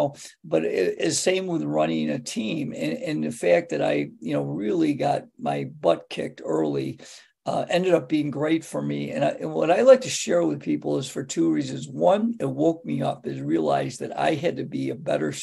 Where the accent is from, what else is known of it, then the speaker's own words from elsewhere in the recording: Greece, New York, United States; my hometown is Greece, New York, which is the largest suburb of Rochester. And I grew up in Greece